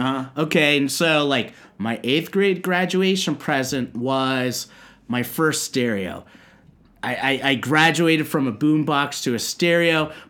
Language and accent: English; San Bruno, California, United States; moved away as an adult; now in Japan; My mom's from San Jose. I'm from San Bruno. I represent San Bruno, the home of YouTube. We've had fire. We've had big explosions, mass shootings. But I love my hometown